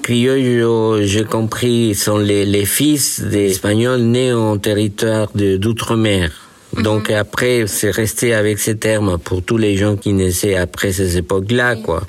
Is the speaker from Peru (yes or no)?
yes; Peru; French is a second language; moved away as an adult; also born or lived in Bordeaux, France; now in France; je suis né au Pérou dans les années 50